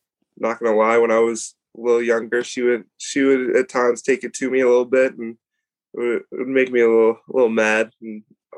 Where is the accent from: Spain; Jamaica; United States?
United States; Glen Ellyn, Illinois; No, it was awesome. Obviously, Glen Ellen usually is it's